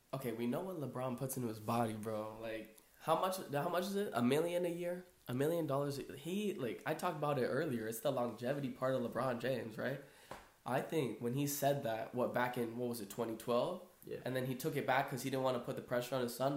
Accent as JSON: {"language": "English", "country": "Brazil", "said": "I am Brazilian, right? I'm from Brazil."}